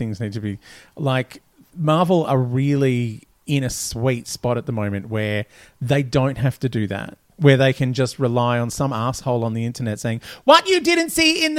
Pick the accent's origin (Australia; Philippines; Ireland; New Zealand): Australia; Melbourne, Victoria; I grew up like in Brunswick.